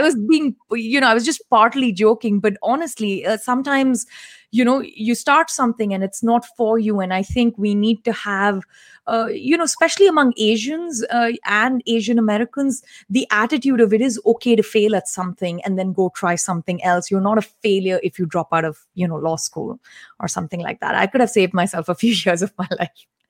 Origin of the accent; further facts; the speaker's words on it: Delhi, India; I actually come from a Tamilian family, and we grew up in Delhi